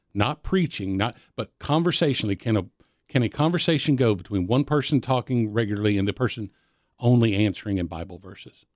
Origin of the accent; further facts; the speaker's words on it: Nashville, Tennessee, United States; I was born in 1966 in Nashville over here in the old Baptist Hospital. Uh, but where I grew up was on the outskirts of town, uh, right, right on the Williamson County line